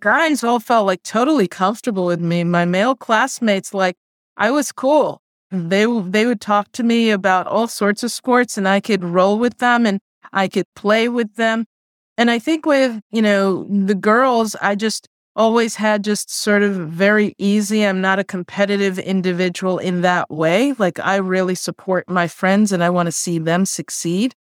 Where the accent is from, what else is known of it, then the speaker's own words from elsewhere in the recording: New York City, New York, United States; first language Spanish; English is a second language; also born or lived in South Bronx; I grew up in Queens, but I went to elementary school in the South Bronx